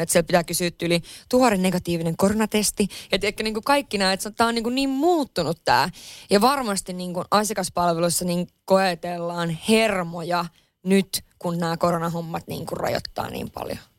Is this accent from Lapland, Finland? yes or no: yes; Lapland, Finland; now in Helsinki, Finland; mä oon Lapissa kotoisin